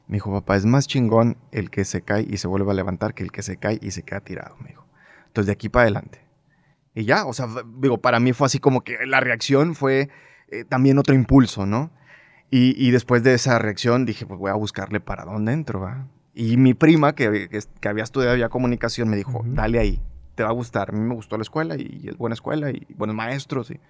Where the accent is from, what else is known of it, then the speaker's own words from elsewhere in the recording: Monterrey, Nuevo León, Mexico; Sí, 100% regio. Nacido aquí